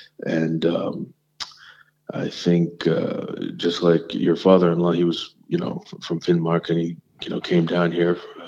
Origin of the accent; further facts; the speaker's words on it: South India, India; Basically, I'm South Indian.